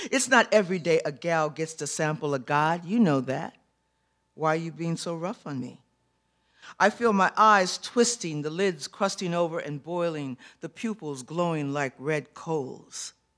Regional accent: Chicago, Illinois, United States; graduating from Chicago Public Schools

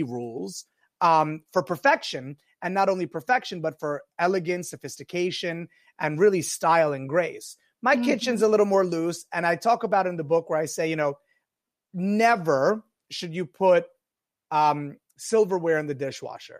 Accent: Greenwich, Connecticut, United States; also born or lived in Florence, Italy; growing up in the restaurant in Greenwich

